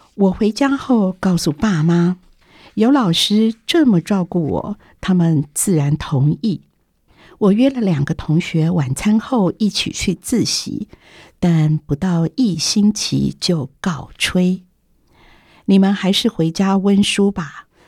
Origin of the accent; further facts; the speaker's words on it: Meinong, Kaohsiung, Taiwan; moved away; also born or lived in Keelung; 我当了老师，暑假时把几个学习资源的学生从基隆带回美浓戏院家，住上近一个月